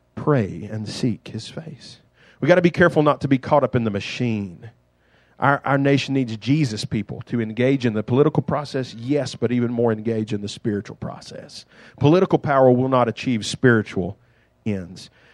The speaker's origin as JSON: {"language": "English", "country": "United States"}